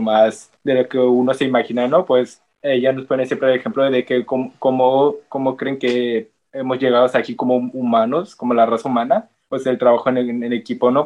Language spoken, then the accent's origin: Spanish; Nayarit, Mexico; nosotros también somos de Nayarit, de paisano